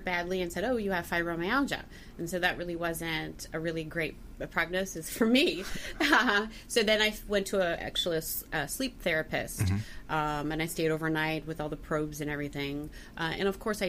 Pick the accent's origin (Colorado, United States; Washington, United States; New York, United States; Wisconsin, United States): Wisconsin, United States; moved away; I'm from Wisconsin originally